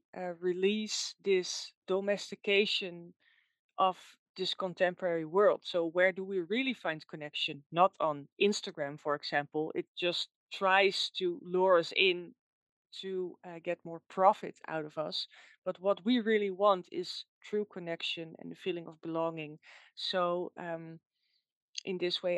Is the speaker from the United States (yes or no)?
no; Netherlands; English is a second language; you can probably hear that I'm from the Netherlands